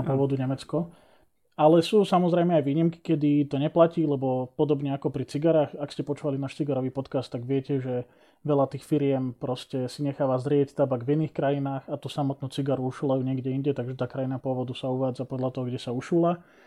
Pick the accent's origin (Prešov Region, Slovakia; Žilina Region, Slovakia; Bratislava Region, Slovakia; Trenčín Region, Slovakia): Žilina Region, Slovakia; Liptov; u nás na Liptove